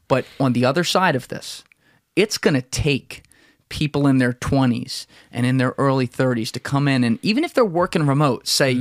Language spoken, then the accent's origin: English; New Jersey, United States; moved away as an adult; also born or lived in New York; We're both from South Jersey. Grew up around Philly in Philly all the time